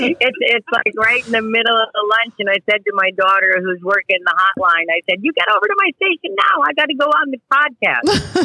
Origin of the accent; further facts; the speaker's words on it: New Jersey, United States; moved away as an adult; now in Florida, United States; I grew up in New Jersey, and I could only fish there pretty much in the summer through the fall.